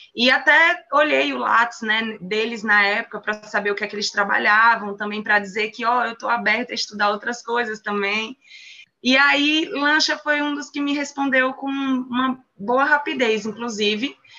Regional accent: Sergipe, Brazil; moved away as an adult; also born or lived in São Paulo; um sotaque bem gostoso, vindo da região mais quente do país. é, eu nasci em Sergipe

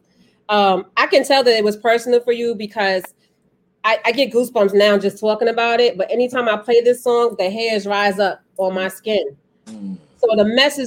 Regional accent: Mount Vernon, New York, United States; also born or lived in Louisiana; That's where I'm born. That's where I was born and raised.

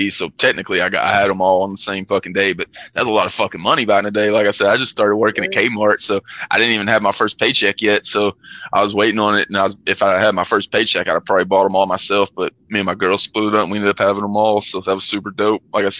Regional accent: St. Louis, Missouri, United States; as an American in St. Louis

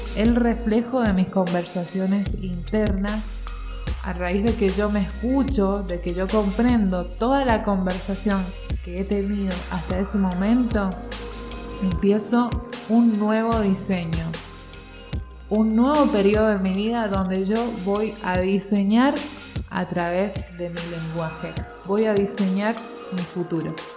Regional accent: Argentina; yo soy argentina, vivo en Argentina

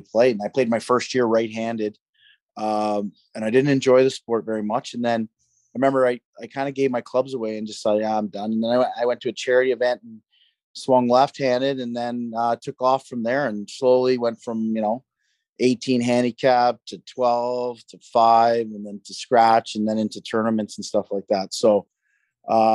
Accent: Peterborough, Ontario, Canada; I'm actually from Peterborough

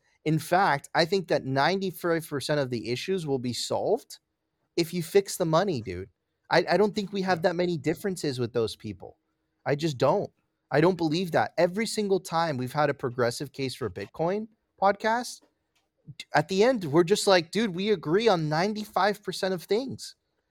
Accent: Miami, Florida, United States; Listen, I grew up in Miami, bro. Miami is one of the, like, it is like, there's a huge gay community there.

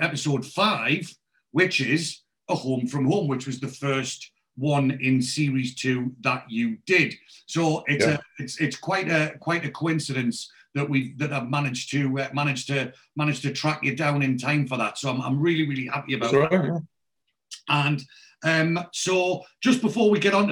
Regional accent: Newcastle upon Tyne, North East England, United Kingdom; accent: Geordie; moved away as an adult; now in Reading, United Kingdom; As you can tell by my accent, I'm originally a Geordie, but I left there when I was 19

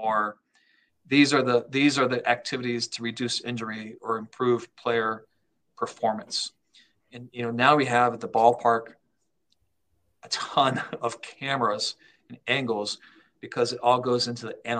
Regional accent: Ohio, United States; moved away; I grew up in Ohio

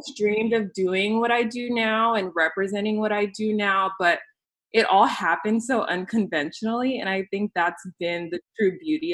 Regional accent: California, United States; moved away as an adult; now in Wisconsin, United States; after moving to Wisconsin for work, because I'm originally from California

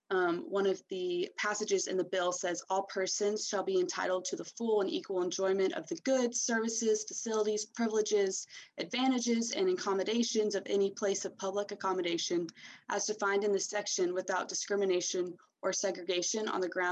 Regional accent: Georgia, United States; Georgia, my home state

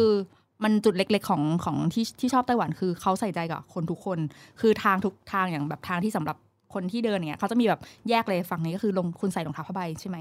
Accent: Thailand; เราเป็นคนไทย

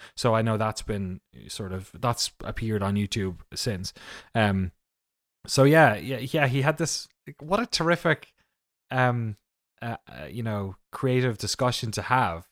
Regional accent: Waterford, Munster, Ireland; moved away; I'm from a town called Waterford in the southeast of Ireland

